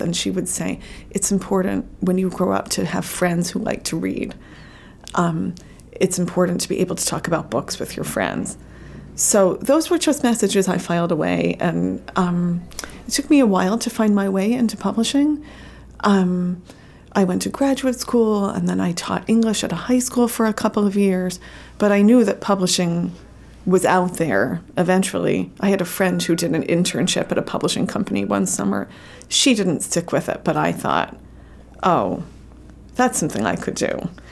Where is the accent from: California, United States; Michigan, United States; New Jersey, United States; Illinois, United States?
New Jersey, United States; I grew up in New Jersey